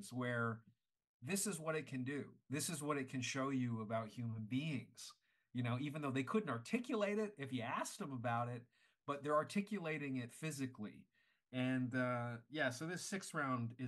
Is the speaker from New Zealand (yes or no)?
no; Canada; I'm Canadian